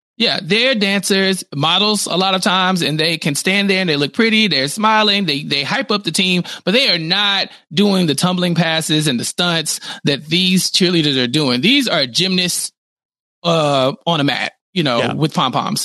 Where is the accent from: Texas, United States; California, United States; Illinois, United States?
Texas, United States; I'm from Texas